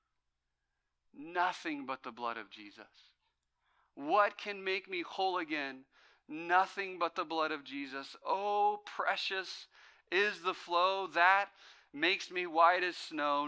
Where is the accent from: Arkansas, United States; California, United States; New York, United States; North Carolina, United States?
California, United States; Fresno; I grew up in Fresno where it's 110 in the summers